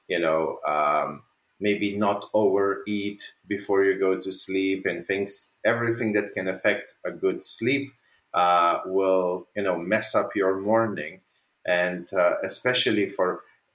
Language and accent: English; Slovenia; moved away; I come from Slovenia. I'm not living there anymore, but I'm from Slovenia.